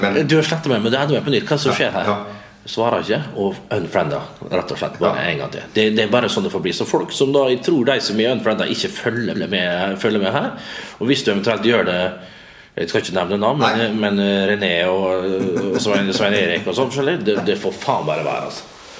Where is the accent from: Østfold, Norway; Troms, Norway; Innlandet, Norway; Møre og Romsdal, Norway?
Møre og Romsdal, Norway; Vestnes; moved away; som vi sier hjemme på Vestnes